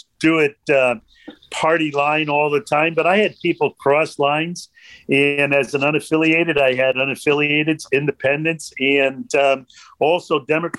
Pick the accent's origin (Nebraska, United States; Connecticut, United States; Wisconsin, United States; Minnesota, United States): Connecticut, United States; Stamford; I'm from Stamford, Connecticut. It's my hometown